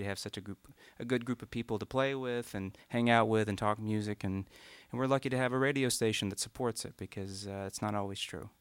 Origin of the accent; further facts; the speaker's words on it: Morgan County, Eastern Kentucky, United States; up about 15 miles outside of that in a farming community